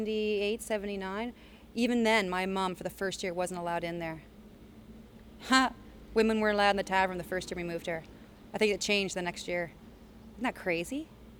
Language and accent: English; Chester, Nova Scotia, Canada; I had a lot of good memories growing up in Chester.